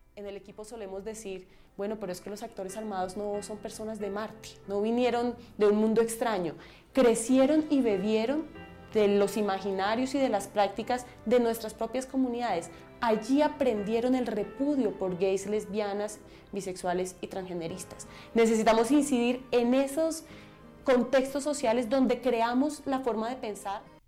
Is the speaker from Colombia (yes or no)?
yes; Montes de María, Colombia; Soy mujer transgénero de los Montes de María